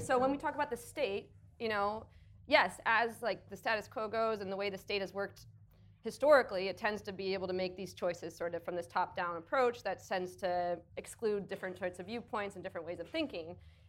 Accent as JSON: {"language": "English", "country": "Canada", "tie": "born or raised there", "said": "I grew up in Canada"}